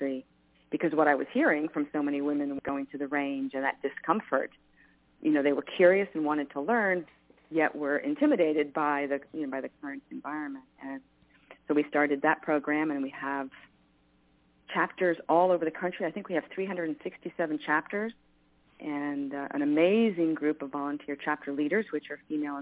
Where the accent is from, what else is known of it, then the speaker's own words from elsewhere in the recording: New York, United States; moved away; I grew up in New York, and guns were not a part of my world at all